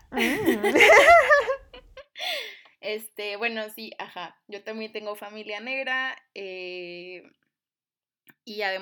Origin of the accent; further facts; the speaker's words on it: Cuba; born there; Sí, bueno, yo nací en Cuba, mi familia es cubana, también tengo familia negra aunque yo no lo soy o no lo aparento.